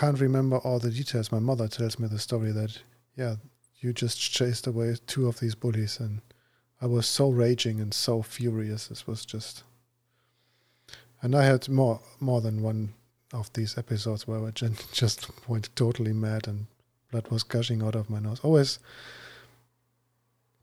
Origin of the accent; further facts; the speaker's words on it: Braunschweig, Lower Saxony, Germany; moved away; I was living in Braunschweig